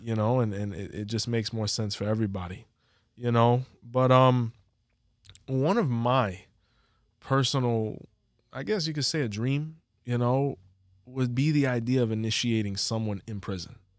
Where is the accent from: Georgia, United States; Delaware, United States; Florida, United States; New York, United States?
Florida, United States; Hialeah; we're from Hialeah